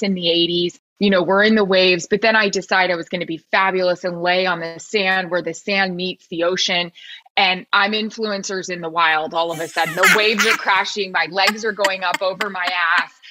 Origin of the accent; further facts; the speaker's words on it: Florida, United States; Like I am from Florida